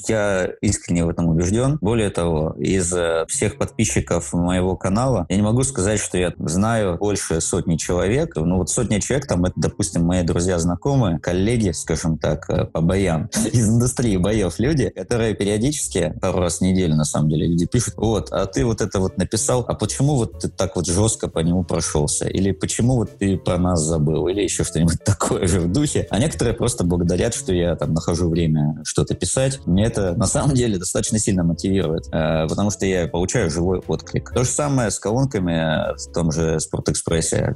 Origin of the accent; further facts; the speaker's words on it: Surgut, Khanty-Mansi Autonomous Okrug, Russia; now in Saint Petersburg, Russia; Родился я в э, городе Сургут, который стоит на реке Обь, Западная Сибирь.